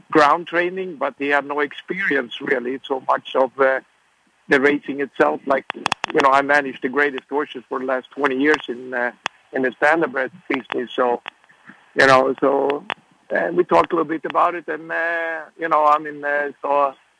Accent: Sweden; now in United States; I grew up in Sweden

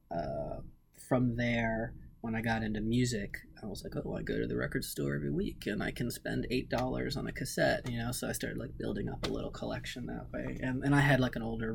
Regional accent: the Maryland suburbs, United States; I'm from the Maryland suburbs

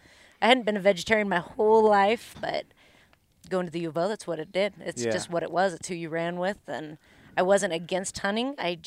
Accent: Long Beach, California, United States; moved away; also born or lived in Oregon; So there again, I am a transplant. So I am from California, born. I know, you're surrounded. And tell them where. That would be Long Beach. Long Beach, California.

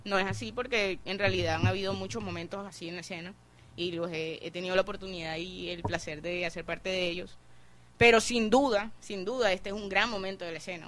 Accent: Barranquilla, Atlántico, Colombia; nuestra cultura como barranquilleros

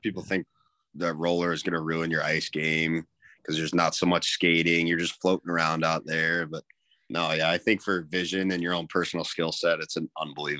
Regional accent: Omaha, Nebraska, United States; also born or lived in Denver, Colorado; So I was born in Denver, and I lived there until I was about 7 or 8. And then I moved to Omaha, Nebraska when I was probably 9.

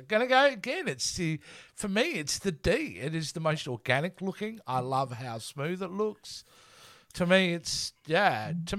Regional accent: Australia; I'm Australian

